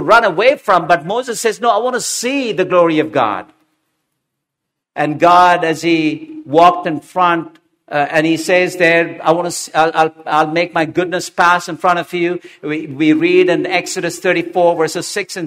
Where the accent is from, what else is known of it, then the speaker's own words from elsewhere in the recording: Hyderabad, Telangana, India; I didn't study Telugu, though I grew up in Hyderabad.